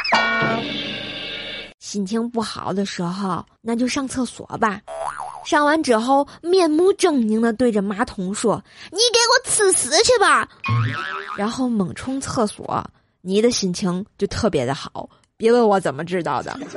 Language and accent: Chinese; Tianjin, China; 然后我们天津人就说啊